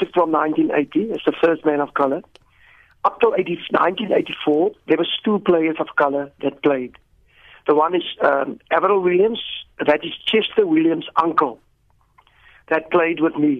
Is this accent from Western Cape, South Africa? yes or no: yes; Caledon, Western Cape, South Africa; my hometown, Caledon, where I stay